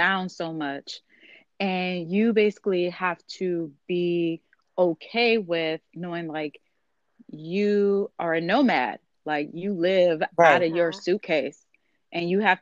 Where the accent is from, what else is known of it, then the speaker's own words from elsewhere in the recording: Chicago, Illinois, United States; now in Cincinnati, United States; originally from Chicago as well, but currently living in Cincinnati